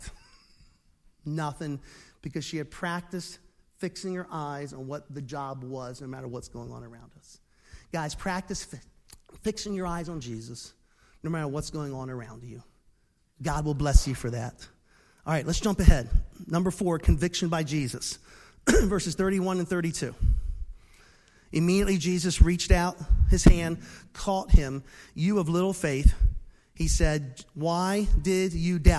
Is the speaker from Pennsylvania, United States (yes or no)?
yes; Philadelphia, Pennsylvania, United States; moved away; I used to live in Philadelphia. I was raised in Philly. I'm a city boy